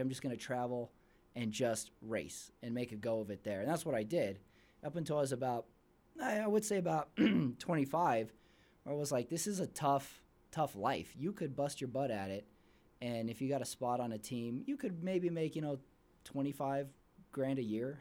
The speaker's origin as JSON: {"language": "English", "town": "El Paso", "region": "Texas", "country": "United States", "moved": "yes", "lives_now": "Salt Lake City, United States", "said": "I'm not from Salt Lake originally. I'm from El Paso, Texas"}